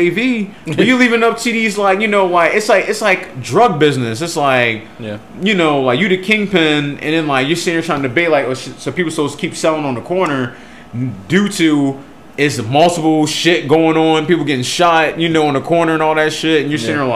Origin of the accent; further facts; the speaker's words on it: United States; as an American